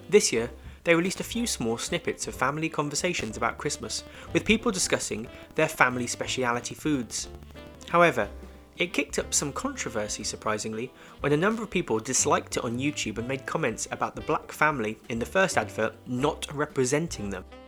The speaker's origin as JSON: {"language": "English", "country": "United Kingdom", "said": "I got a fellow Brit"}